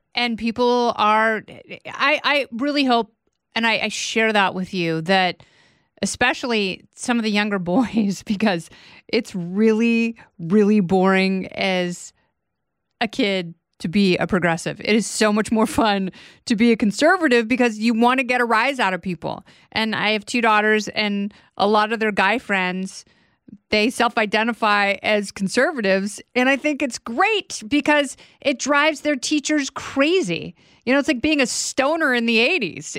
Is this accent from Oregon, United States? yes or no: yes; Portland, Oregon, United States; moved away as an adult; I grew up in Portland, Oregon